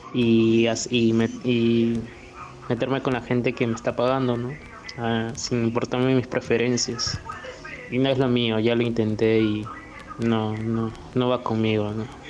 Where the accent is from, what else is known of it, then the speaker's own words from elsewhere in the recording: Peru; como todo peruano